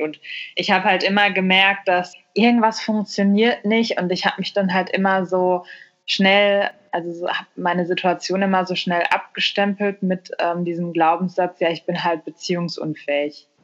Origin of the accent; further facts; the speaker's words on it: Germany; moved away as an adult; also born or lived in Mexico / Australia / India / Barcelona, Spain; Deutschland, meine Heimat